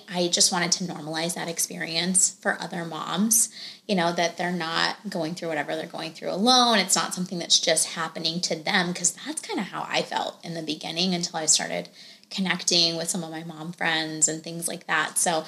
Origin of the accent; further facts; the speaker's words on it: India; I think so much pressure societally, and then me being Indian, definitely a cultural aspect to it, right?